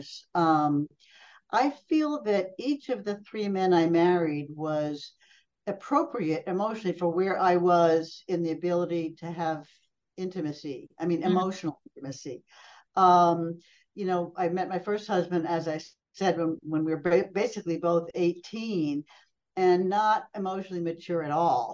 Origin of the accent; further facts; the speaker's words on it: Pelham, New York, United States; moved away as an adult; also born or lived in Brazil; I grew up outside New York City a long time ago in a small town called Pelham